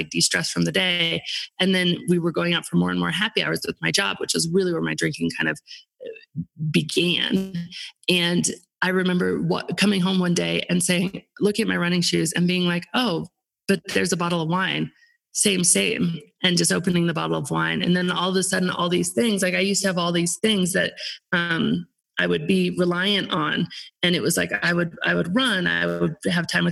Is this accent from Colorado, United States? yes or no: yes; Aspen, Colorado, United States; my hometown, Aspen